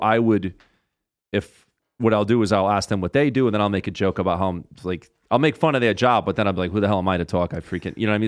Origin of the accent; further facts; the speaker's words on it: Rhode Island, United States; I'm from Rhode Island and how I talk